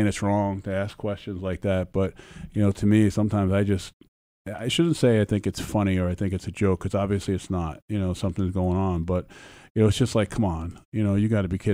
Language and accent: English; New York City, New York, United States; growing up in the Bronx